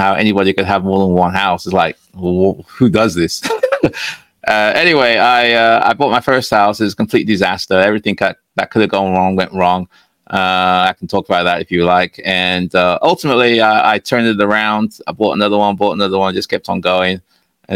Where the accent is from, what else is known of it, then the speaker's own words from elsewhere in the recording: England, United Kingdom; moved away as an adult; also born or lived in Ghana; now in United States; I was born in Ghana, and when I was 5 years old, my parents moved to England. So I lived in England for a while